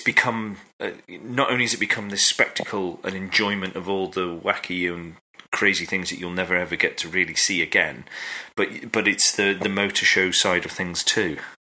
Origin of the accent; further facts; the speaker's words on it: United Kingdom; we're British